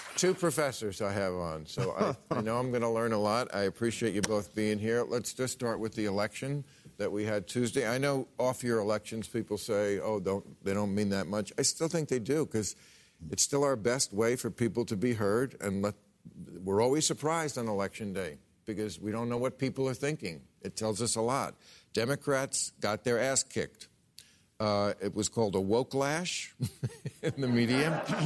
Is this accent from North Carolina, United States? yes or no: no; New Jersey, United States; in New Jersey, my home state